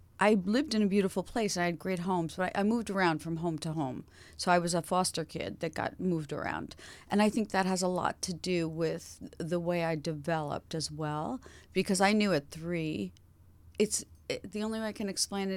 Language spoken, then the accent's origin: English; New York, United States; Originally, I was born in New York City.